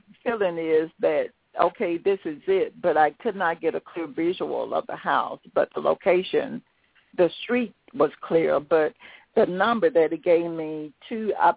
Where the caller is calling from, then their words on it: Tennessee, United States; I'm calling from the Tennessee area